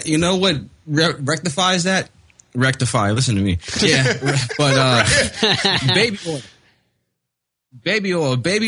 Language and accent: English; Los Angeles, California, United States; moved away as an adult; now in Daly City, United States; I am from Los Angeles. Los Angeles, California. We have a lot of smog. A lot of smoke.